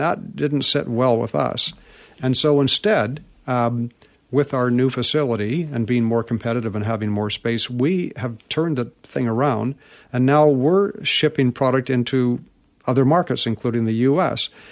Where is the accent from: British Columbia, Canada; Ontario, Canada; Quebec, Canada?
British Columbia, Canada; Vancouver; I was born in Vancouver and grew up here in Vancouver